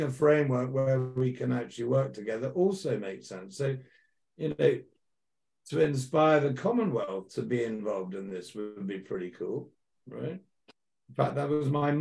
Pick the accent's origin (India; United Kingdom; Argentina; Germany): United Kingdom; I'm a British guy.